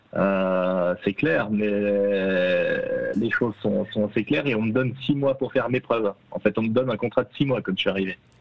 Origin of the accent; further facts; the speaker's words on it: Jura, Switzerland; en tant que jurassien